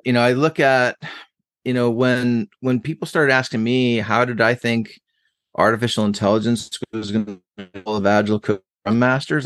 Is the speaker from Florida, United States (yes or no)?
no; Buffalo, New York, United States; moved away as an adult; also born or lived in New Jersey / Boston; now in Columbus, United States; I grew up in Buffalo, New York until I was eighteen, like, from a, less than one year old till I was eighteen